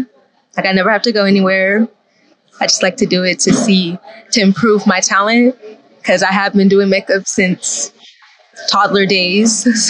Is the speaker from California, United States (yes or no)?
yes; Riverside, California, United States; In my hometown, which is Riverside